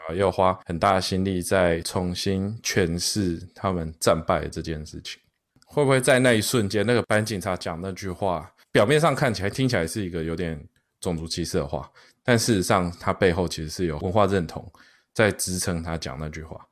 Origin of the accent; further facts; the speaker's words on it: Taiwan; moved away; 我们在台湾成长，但大部分的市政中心就是庙口跟菜市场，就是我们台湾人是一个非常爱吃的民族